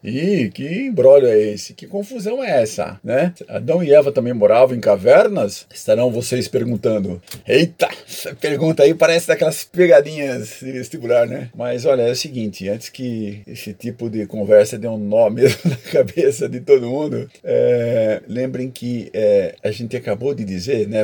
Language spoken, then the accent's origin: Portuguese; Brazil; somos brasileiros